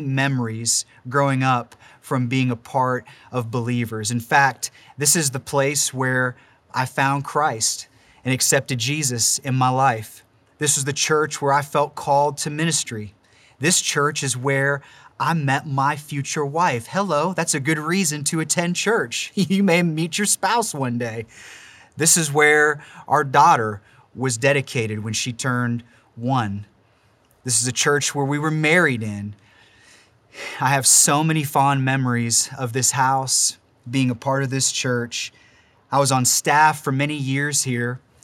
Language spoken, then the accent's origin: English; Warren, Ohio, United States; moved away as an adult; also born or lived in Pittsburgh, Pennsylvania; now in Mars, Pennsylvania, United States; we're actually originally from Warren, Ohio